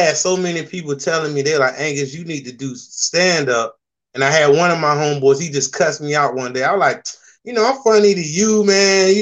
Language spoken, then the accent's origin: English; Norfolk, Virginia, United States; also born or lived in South Carolina; My dad was in the military, and I technically claim Norfolk, Virginia here, like born and raised.